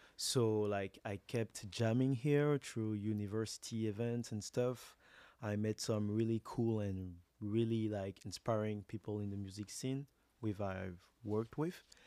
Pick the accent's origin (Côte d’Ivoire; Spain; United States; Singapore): Côte d’Ivoire; moved away as an adult; now in Montreal, Canada; I'm from Ivory Coast. My mother is from Senegal and Mali